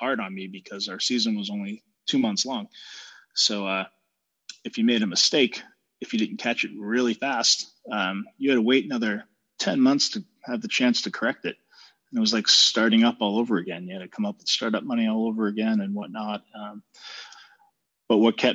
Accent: Cape Cod, Massachusetts, United States; I grew up on Cape Cod

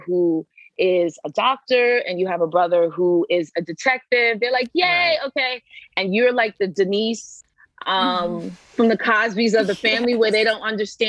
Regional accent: East Coast, United States; now in Los Angeles, United States; Like I was from the East Coast. We're like very quick and we talk yeah. fast and we're like, go, go, go.

